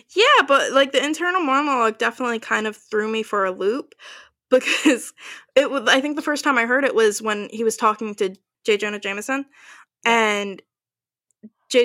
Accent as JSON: {"language": "English", "region": "New Jersey", "country": "United States", "said": "we are from Jersey. I still live in Jersey"}